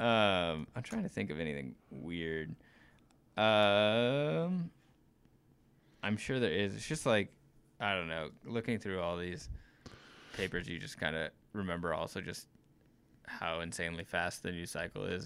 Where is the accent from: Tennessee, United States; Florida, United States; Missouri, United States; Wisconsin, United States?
Missouri, United States; moved away as an adult; now in Wyoming, United States; I grew up in Missouri, went to school in Missouri, um, had only lived in, you know, three different cities, but all in Missouri